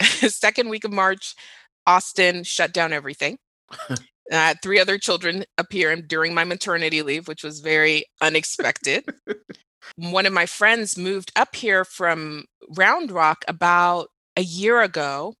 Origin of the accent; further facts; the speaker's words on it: Dubai, United Arab Emirates; also born or lived in Nigeria / Doha / Riyadh; So I grew up in the Middle East. I grew up in Dubai and Doha.